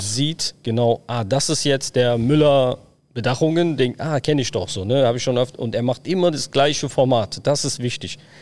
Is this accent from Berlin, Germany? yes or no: yes; Berlin, Germany; Ja, da geboren, aufgewachsen